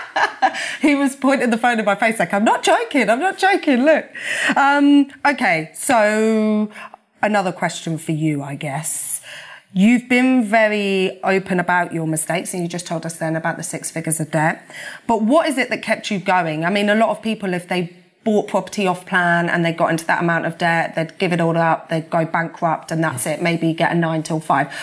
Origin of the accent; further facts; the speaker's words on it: Peterborough, East of England, United Kingdom; also born or lived in Hampton; I'm from Peterborough, born and bred.